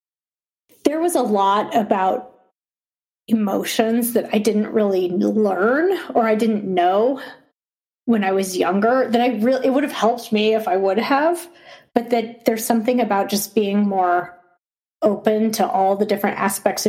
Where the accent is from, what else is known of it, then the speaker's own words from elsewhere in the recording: Boulder, Colorado, United States; I grew up in Boulder, Colorado, and I went to college in Boulder